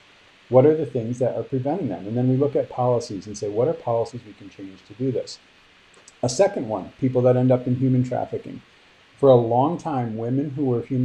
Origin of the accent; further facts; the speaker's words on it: Michigan, United States; my home state of Michigan